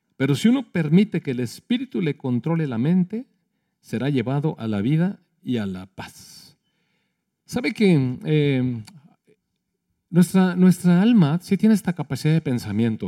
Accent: Mexico; Somos mexicanos

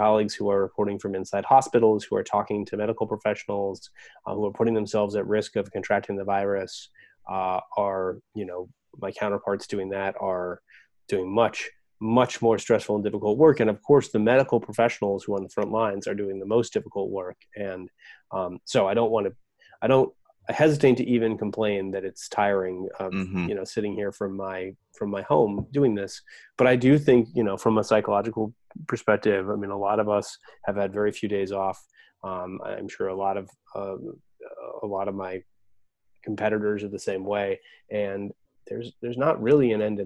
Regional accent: Oregon, United States; now in Virginia, United States; I'm from Oregon

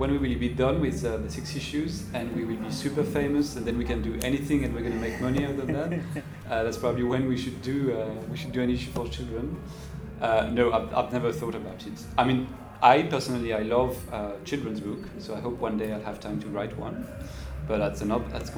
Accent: France; moved away; I come from France

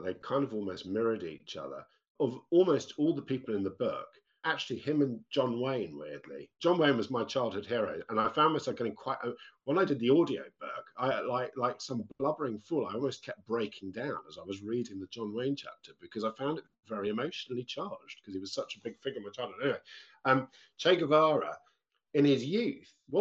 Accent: United Kingdom; As a British person

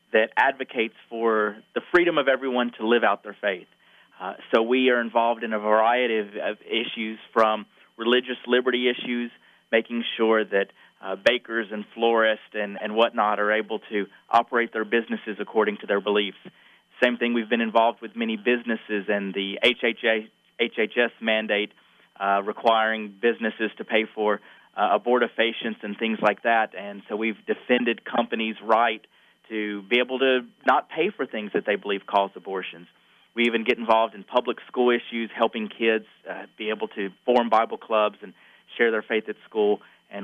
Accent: the South, Southern United States, United States; accent: Southern; now in Georgia, United States; I'm a Southern boy, if my accent doesn't give it away

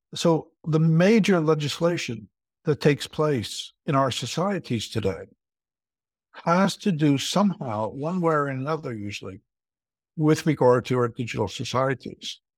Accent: United States; moved away as an adult; now in Leuven, Belgium; I'm originally American, but I've been living for over thirty-five years here in Leuven, in Belgium

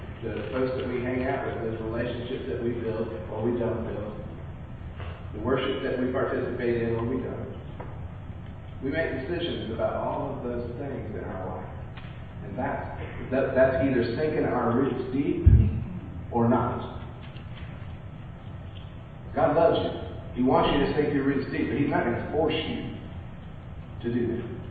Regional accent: California, United States; moved away; I grew up in California

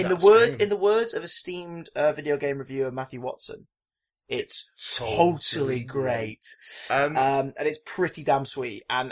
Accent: Trafford Park, North West England, United Kingdom; I grew up visiting Asda in Trafford Park a lot

